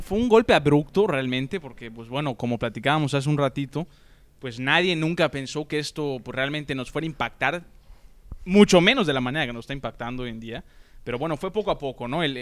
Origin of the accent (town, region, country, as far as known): Mexico